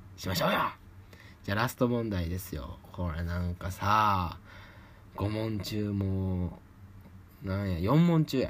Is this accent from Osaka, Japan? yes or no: yes; Osaka, Japan; accent: Kansai dialect; moved away as an adult; also born or lived in Kawachinagano, Osaka; now in Tokyo, Japan; 私、大阪生まれ、大阪育ちでございまして、関西弁も抜けておりません。